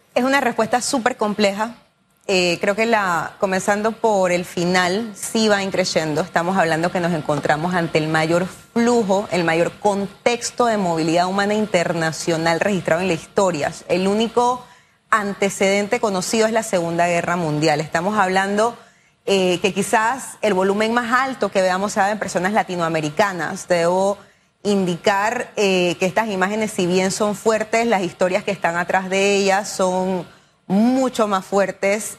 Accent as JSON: {"language": "Spanish", "country": "Panama", "said": "quienes somos panameños"}